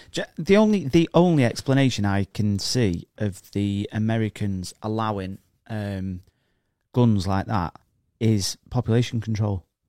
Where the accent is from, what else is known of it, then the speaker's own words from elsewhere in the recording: England, United Kingdom; I'm an, I'm a English person